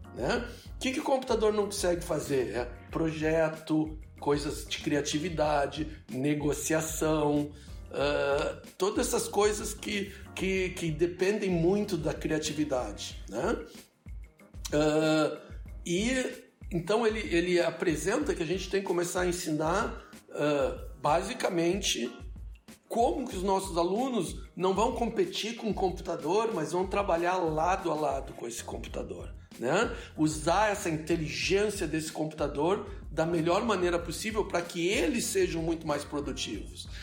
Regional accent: Brazil; moved away as an adult; now in United States; eu saí do Brasil há mais de 30 anos

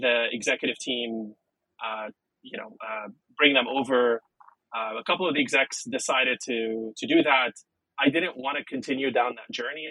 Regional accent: Lebanon; first language Arabic and French; English is a second language; moved away as an adult; also born or lived in San Francisco, United States; was born and raised in Lebanon, uh, in the Middle East

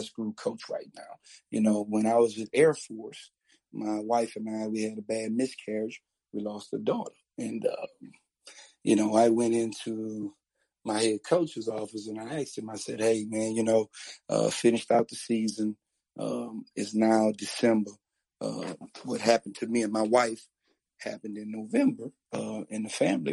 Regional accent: New Orleans, Louisiana, United States; I'm I'm from New Orleans, uh, and in New Orleans, uh, we we kind of have a subculture

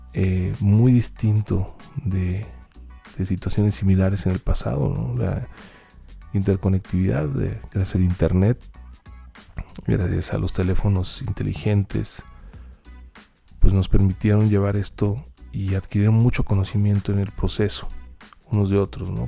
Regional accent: Mexico; nuestra realidad como mexicanos

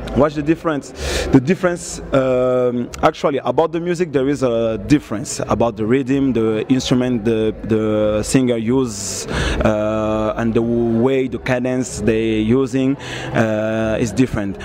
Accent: Angola; I'm from Angola

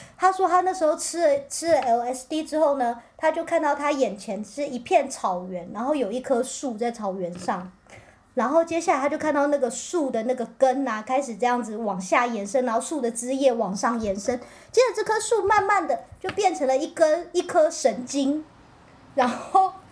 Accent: Pingtung County, Taiwan; 我是屏东人，我也屏东真光

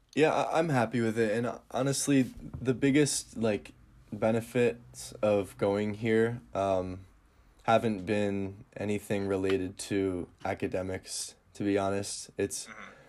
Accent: Northern Michigan, United States; where I'm from, Northern Michigan is absolutely beautiful

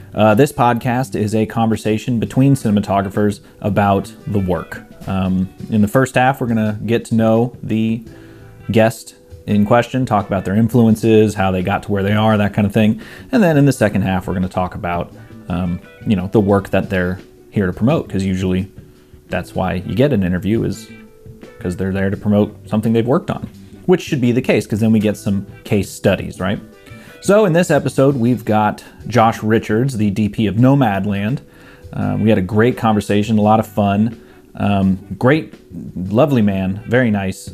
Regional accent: Bay Area, California, United States; moved away; also born or lived in Arizona; I grew up in the Bay Area

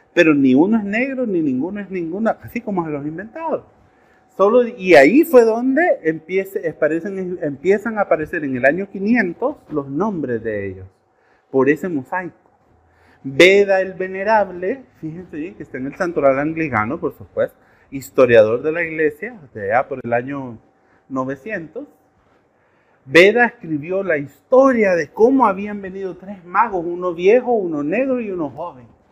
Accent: El Salvador; Nosotros como salvadoreños

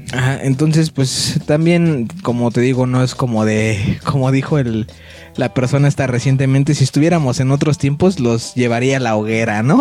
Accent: Mexico; soy mexa, güey. Soy bien mexicano

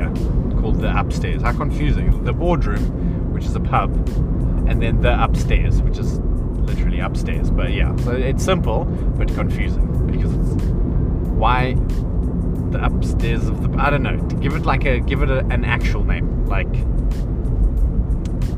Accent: South Africa; growing up in South Africa

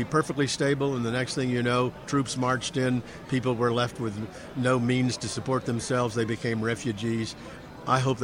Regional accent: Maryland, United States; I'm from Maryland

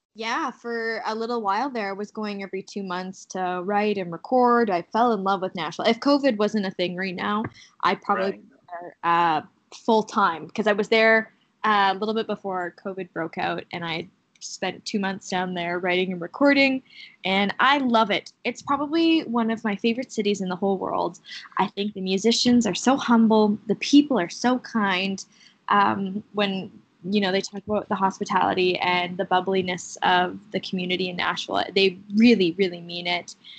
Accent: Kamloops, British Columbia, Canada; Kamloops, my hometown

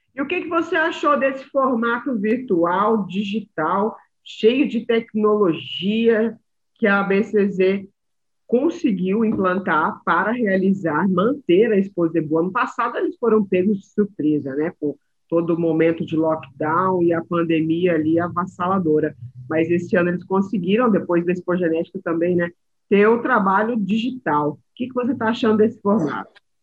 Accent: São Paulo, Brazil; now in Uberaba, Brazil; eu sou paulistana, mas tenho ali um pezinho nas Minas Gerais. Eu falo ai todo dia. Já moro em Uberaba há mais de 10 anos.

